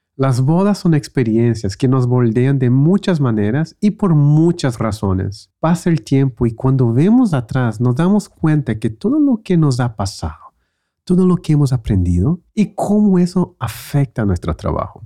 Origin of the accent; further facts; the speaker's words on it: Brazil; en Brasil empezamos la escuela en enero